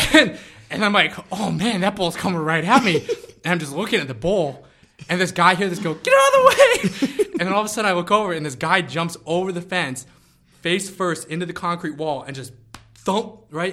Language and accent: English; United States